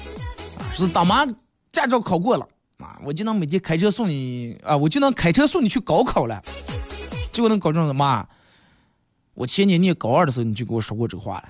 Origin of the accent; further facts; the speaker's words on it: Inner Mongolia, China; 我们内蒙